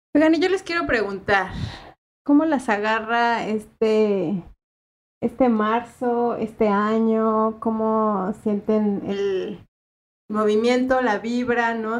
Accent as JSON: {"language": "Spanish", "country": "Mexico", "moved": "as an adult", "lives_now": "Uruguay", "said": "la misma realidad que se vive en mi país"}